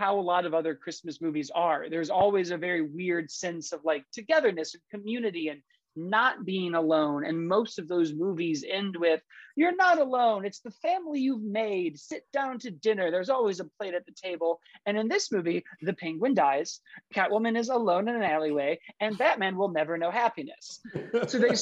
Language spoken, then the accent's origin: English; Chicago, Illinois, United States; I grew up in Chicago